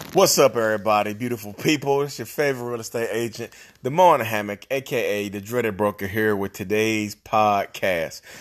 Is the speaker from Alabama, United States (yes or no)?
no; Reidsville, North Carolina, United States; I'm from Reedsville